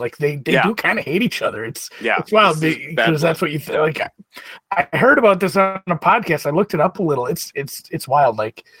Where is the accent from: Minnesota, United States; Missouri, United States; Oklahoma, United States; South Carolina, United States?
Minnesota, United States; I'm from Minnesota. That's just Canada light